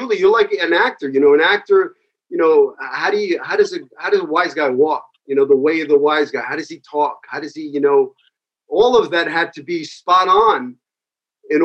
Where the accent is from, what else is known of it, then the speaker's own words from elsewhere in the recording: New York City, New York, United States; I grew up in, you know, running around Bay Ridge, Bensonhurst in the 80s